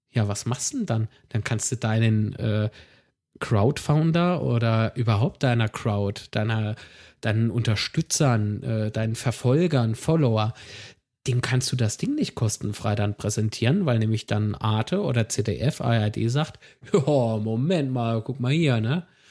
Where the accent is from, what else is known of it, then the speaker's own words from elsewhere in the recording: Rhineland-Palatinate, Germany; ich bin Pfälzer